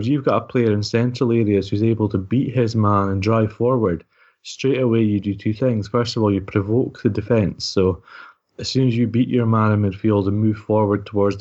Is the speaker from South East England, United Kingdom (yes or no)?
no; Scotland, United Kingdom; we're Scottish